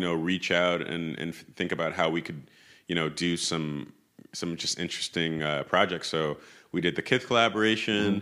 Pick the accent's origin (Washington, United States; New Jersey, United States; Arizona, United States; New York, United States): New York, United States; New York City; moved away as an adult; I grew up in Tribeca